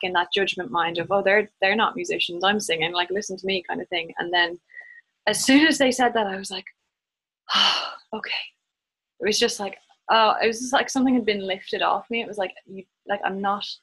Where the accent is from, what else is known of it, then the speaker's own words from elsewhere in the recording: Ireland; moved away as an adult; I do feel like I have very strong roots in Ireland